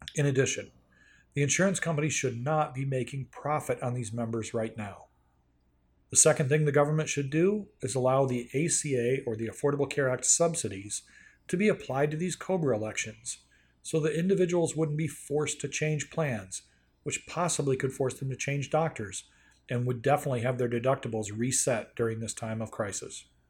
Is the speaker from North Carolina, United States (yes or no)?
yes; North Carolina, United States; my home state of North Carolina